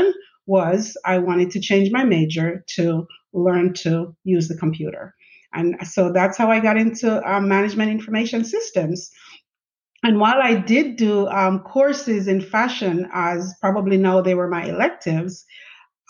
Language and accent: English; Jamaica; moved away as an adult; now in United States; I grew up in Jamaica, went to high school in Jamaica.